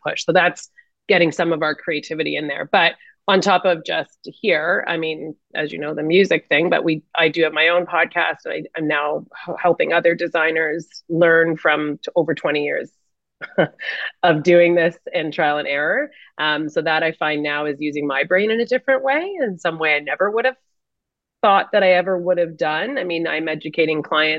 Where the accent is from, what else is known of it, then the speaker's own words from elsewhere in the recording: Canada; being Canadian